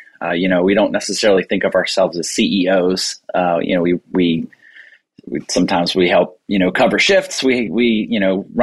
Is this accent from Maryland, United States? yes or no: yes; Bowie, Maryland, United States; I own a restaurant here in Bowie, Maryland